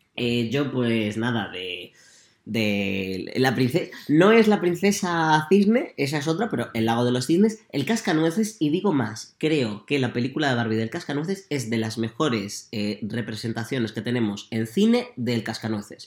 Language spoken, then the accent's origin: Spanish; Puertollano, Castilla-La Mancha, Spain; Porque somos manchegos.